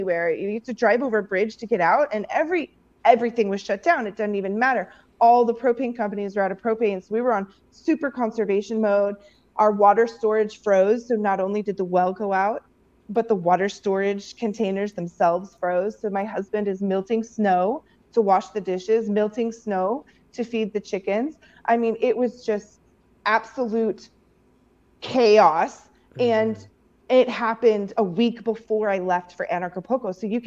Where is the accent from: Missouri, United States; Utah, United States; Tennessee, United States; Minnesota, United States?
Missouri, United States; moved away; I grew up in Missouri where we got snow